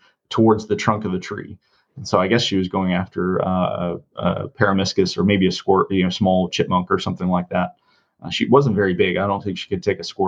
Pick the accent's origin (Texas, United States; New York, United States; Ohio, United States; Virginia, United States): Virginia, United States; Shenandoah Valley; moved away as an adult; I grew up in the Shenandoah Valley